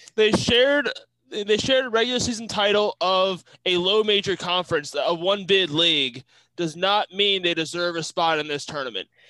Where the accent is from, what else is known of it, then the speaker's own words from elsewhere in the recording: Kentucky, United States; where we're from, like Kentucky